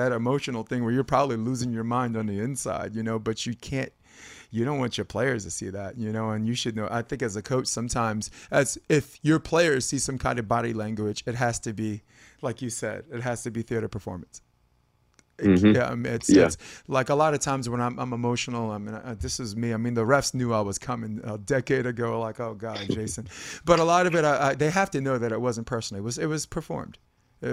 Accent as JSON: {"language": "English", "region": "New York", "country": "United States", "said": "I'm a New Yorker"}